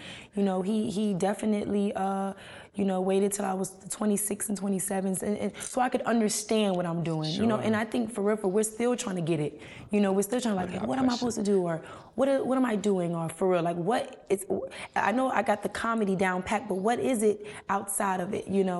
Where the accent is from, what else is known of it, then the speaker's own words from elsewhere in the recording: Miami, Florida, United States; I'm from Miami. So, you know, we got a locatata, corrata, barrocha. You know, so I'm picking from different areas.